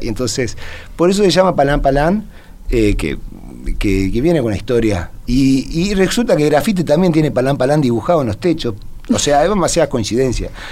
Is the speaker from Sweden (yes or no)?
yes; Sweden; now in Uruguay; yo me crié en Suecia de chiquito.